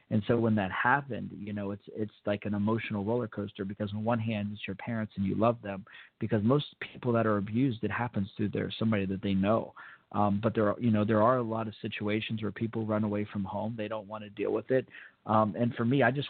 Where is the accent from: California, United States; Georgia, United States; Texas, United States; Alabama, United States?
Georgia, United States; Fort Benning; born there; I was born in Fort Benning, as a lot of people know